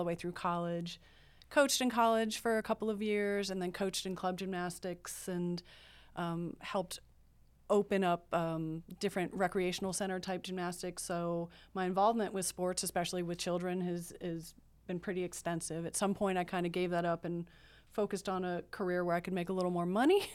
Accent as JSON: {"language": "English", "region": "Maryland", "country": "United States", "said": "I'm from Maryland, right outside of Washington, D C"}